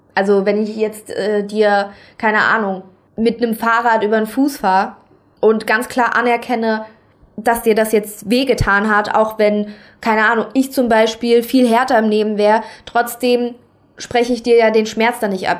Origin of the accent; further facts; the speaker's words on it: Saarland, Germany; now in Kaiserslautern, Germany; ich komme aus dem Saarland, ich wohne aber aktuell in Kaiserslautern